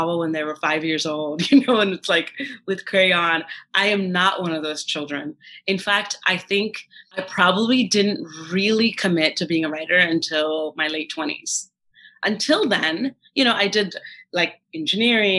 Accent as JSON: {"language": "English", "region": "Indiana", "country": "United States", "tie": "born or raised there", "also_born_or_lived": "Kanpur, Uttar Pradesh, India / Andhra Pradesh, India", "first_language": "Telugu", "second_language": "English", "lives_now": "San Francisco, United States", "said": "most of my upbringing was in Indiana"}